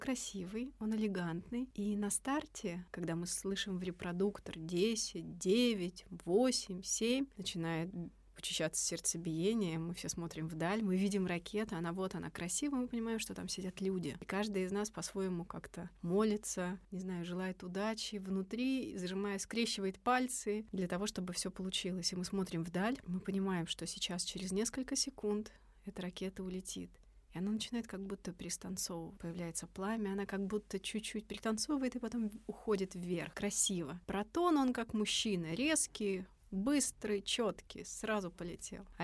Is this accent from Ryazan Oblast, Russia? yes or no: yes; Ryazan, Ryazan Oblast, Russia; now in Korolyov, Russia; Много лет назад я приехала из Рязани и поселилась в городе Королёв.